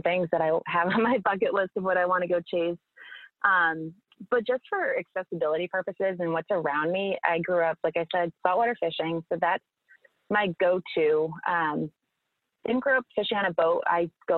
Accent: Cape Cod, Massachusetts, United States; I grew up on Cape Cod, Massachusetts

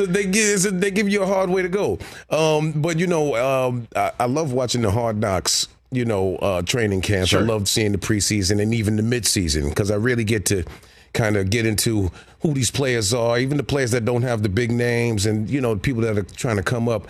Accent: New York City, New York, United States; being a New Yorker, so I was always at the Rucker

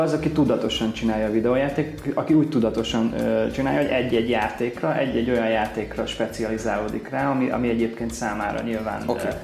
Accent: Kaposvár, Somogy, Hungary; Kaposvári vagyok

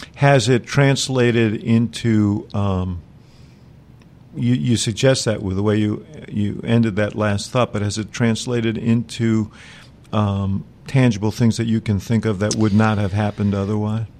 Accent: Chicago, Illinois, United States; I'm from Chicago

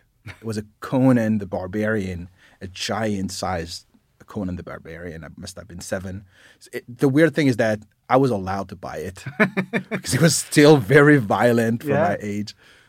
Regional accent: Paris, Île-de-France, France; English is a second language; moved away; I grew up in Paris, France.

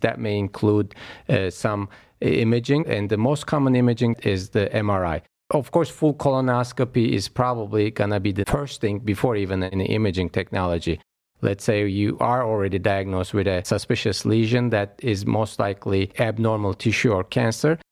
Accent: Istanbul, Turkey; moved away as an adult; also born or lived in New York; now in Cleveland, United States; I was born actually in Istanbul, Turkey, uh, overseas, and moved to Cleveland Clinic about fifteen years ago now.

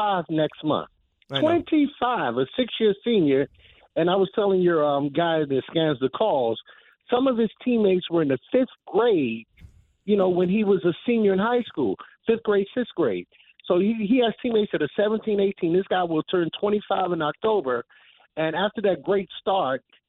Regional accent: Atlanta, Georgia, United States; I grew up in Atlanta

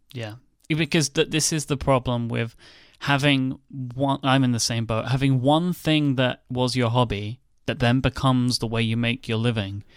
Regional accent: United Kingdom; I'm British

